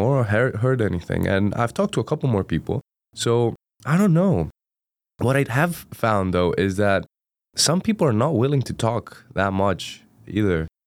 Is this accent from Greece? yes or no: yes; Greece; first language Greek; English is a second language; moved away as an adult; now in Durham, United Kingdom; I'm originally from Greece, Uh, so I traveled all the way from Greece to Durham